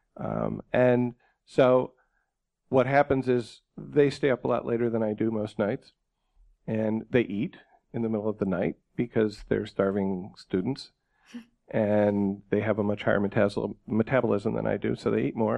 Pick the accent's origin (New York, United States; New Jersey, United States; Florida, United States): New York, United States; I grew up in New York State